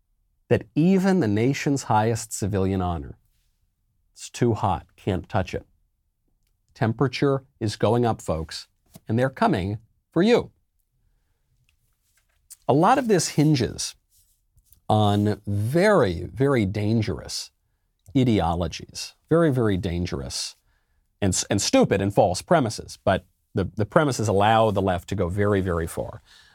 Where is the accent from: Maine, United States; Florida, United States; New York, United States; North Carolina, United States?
New York, United States; And I'm a New Yorker, so I certainly don't watch the Patriots.